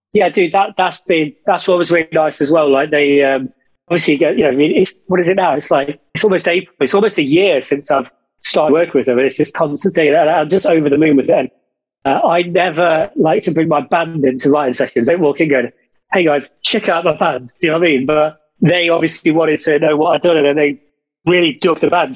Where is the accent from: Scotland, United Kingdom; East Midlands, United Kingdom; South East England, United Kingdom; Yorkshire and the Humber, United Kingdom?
East Midlands, United Kingdom; Derby; now in London, United Kingdom; Derby, my hometown